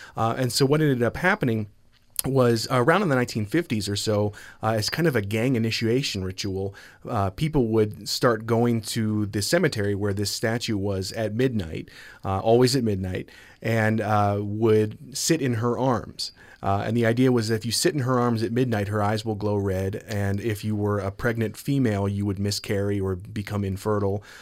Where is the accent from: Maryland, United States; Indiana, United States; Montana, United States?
Maryland, United States; now in Logan, United States; I'm originally from Maryland